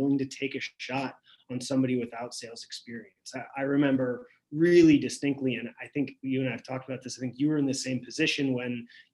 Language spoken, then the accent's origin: English; St. Louis, Missouri, United States; I'm from St. Louis, from the Midwest